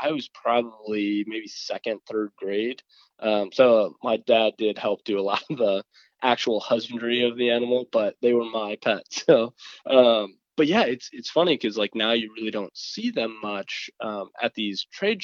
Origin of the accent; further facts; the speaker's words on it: Michigan, United States; being in Michigan, where I was born